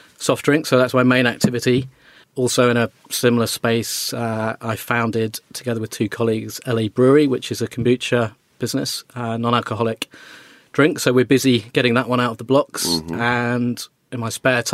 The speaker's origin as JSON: {"language": "English", "town": "Wolverhampton", "region": "West Midlands", "country": "United Kingdom", "tie": "born or raised there", "said": "I grew up in Wolverhampton"}